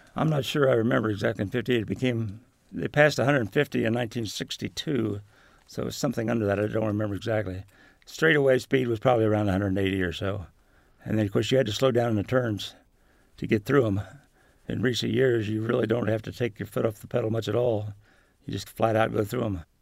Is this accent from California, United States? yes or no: no; Shelbyville, Indiana, United States; I'm definitely a Midwesterner. Almost all my life in Indiana, I, was born in a little town called Mason